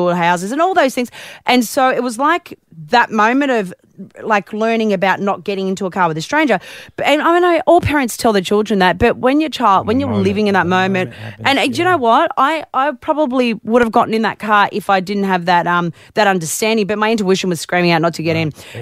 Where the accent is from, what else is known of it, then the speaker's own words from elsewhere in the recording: Newcastle, New South Wales, Australia; now in Melbourne, Australia; I grew up in Newcastle. I know all about the newy weather